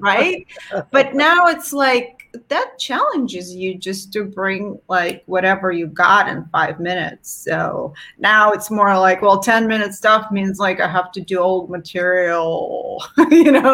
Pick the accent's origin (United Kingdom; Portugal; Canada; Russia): Russia; moved away; growing up in Soviet Russia with no feminine sanitary products